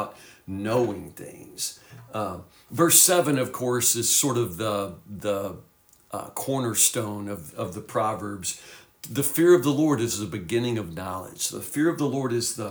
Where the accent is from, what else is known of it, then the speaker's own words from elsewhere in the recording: Woodburn, United States; we were crazy teenagers growing up in Woodburn